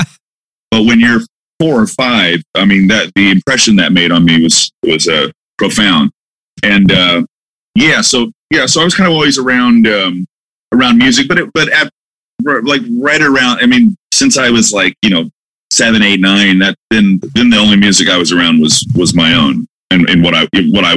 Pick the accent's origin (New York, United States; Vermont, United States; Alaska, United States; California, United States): California, United States; Malibu; born or raised there; also born or lived in San Francisco, California / Big Spring, Texas